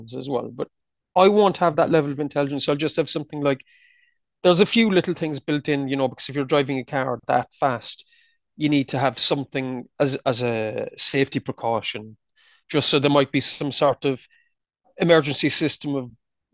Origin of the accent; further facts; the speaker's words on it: Ireland; being there as an Irishman